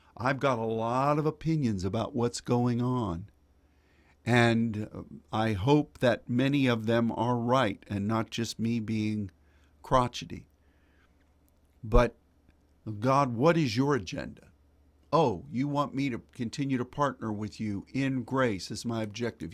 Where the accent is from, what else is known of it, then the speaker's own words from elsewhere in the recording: Pittsburgh, Pennsylvania, United States; moved away; I grew up in Pittsburgh, Pennsylvania